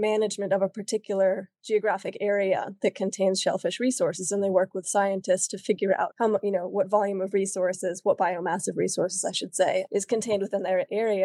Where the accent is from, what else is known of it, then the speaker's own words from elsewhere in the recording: Washington, District of Columbia, United States; moved away; also born or lived in Valparaiso, Chile; I grew up in Washington, D.C. in a sort of a professional family